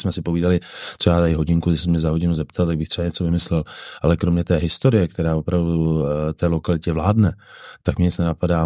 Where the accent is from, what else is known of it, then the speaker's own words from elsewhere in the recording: Bohemia, Czechia; jsem z Čech